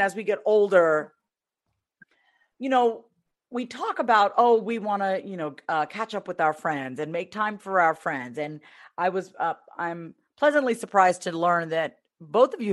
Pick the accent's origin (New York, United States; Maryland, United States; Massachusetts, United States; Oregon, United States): New York, United States; now in Texas, United States; I'm from New York.